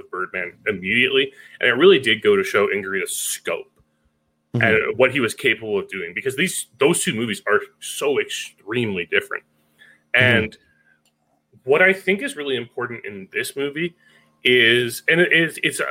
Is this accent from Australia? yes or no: no; Canada; As a Canadian